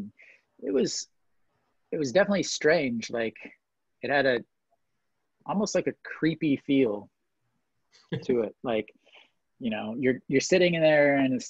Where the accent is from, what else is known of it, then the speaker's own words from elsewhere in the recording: Missouri, United States; now in Daejeon, South Korea; I'm from Missouri